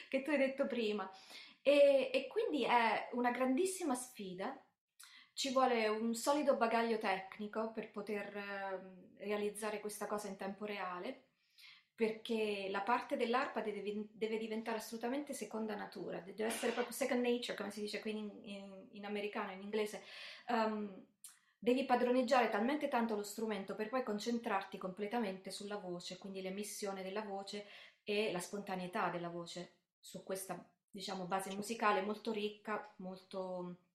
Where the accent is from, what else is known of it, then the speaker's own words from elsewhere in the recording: Termoli, Molise, Italy; also born or lived in Bari; una nella mia città, diciamo, di adozione, perché io sono nata a Bari ma cresciuta a Termoli